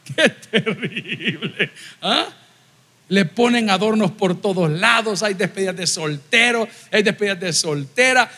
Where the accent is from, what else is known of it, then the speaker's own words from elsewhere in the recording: El Salvador; cuántos somos salvadoreños aquí